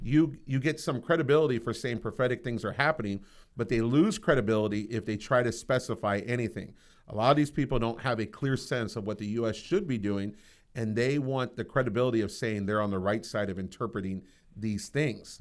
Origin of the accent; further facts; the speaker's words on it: United States; I'm an American